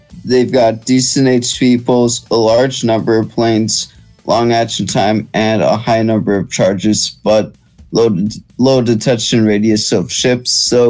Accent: United States; I'm from the United States

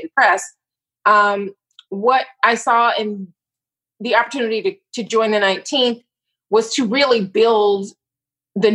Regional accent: Atlanta, Georgia, United States; moved away as an adult; now in Philadelphia, United States; I'm from Atlanta and got my start in the Black press in Atlanta at the Atlanta Daily World

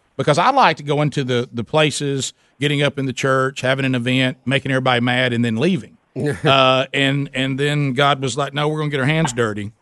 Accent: the South, United States; I'm from the South Coast

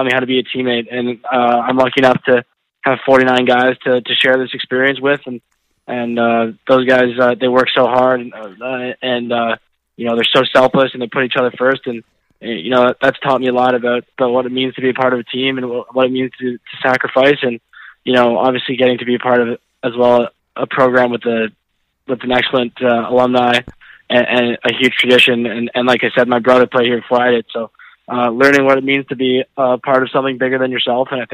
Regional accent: Calgary, Alberta, Canada; also born or lived in Asia; So I was probably 4 or 5, actually living in Calgary, Alberta

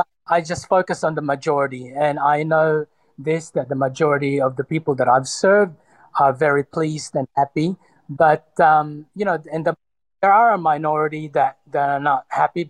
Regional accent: Sydney, New South Wales, Australia; also born or lived in Cebu, Philippines; Sydney, although I was born in the Philippines, in Cebu, but I was, for the most part, raised in Sydney from the age of 10 or 11.

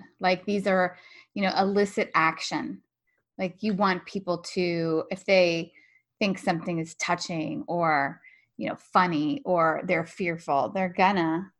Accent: Texas, United States; I grew up in Texas

